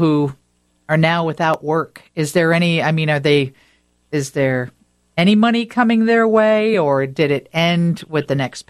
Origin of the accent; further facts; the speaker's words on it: Rockford, Illinois, United States; I grew up in Rockford.